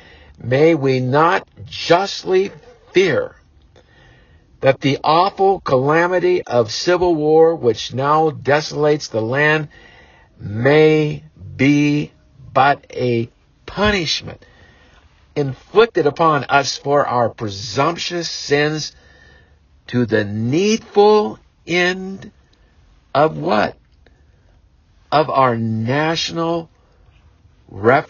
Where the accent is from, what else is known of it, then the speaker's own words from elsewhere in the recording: United States; we as American parents